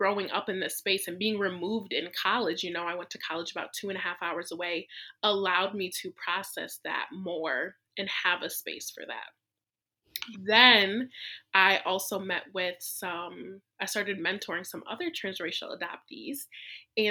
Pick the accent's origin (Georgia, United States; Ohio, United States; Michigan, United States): Michigan, United States; small town about an hour from Detroit; I was born in Detroit, Michigan, and my family lived about an hour away. So I grew up in a really small white conservative town.